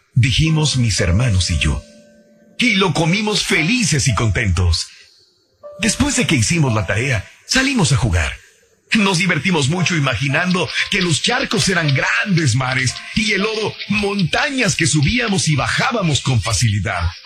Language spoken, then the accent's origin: Spanish; Mexico; now in United States; yo en mi pueblo, yo no conocía en México los burritos. No, tampoco. Cuando vengo a Estados Unidos es cuando conozco los burritos